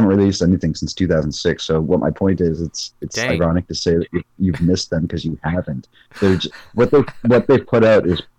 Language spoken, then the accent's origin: English; Norwood, Massachusetts, United States; born or raised there